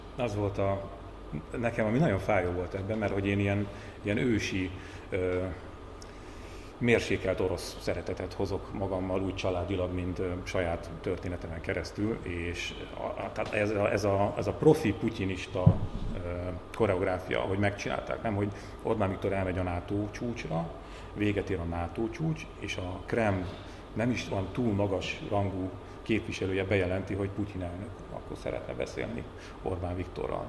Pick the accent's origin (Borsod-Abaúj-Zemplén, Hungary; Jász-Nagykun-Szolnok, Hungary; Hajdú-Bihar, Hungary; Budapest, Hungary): Borsod-Abaúj-Zemplén, Hungary; a leggazdagabb környékeken, ahonnan én is származom, Borsodabói, Zemplén megye, Nógrád, Kis Baranya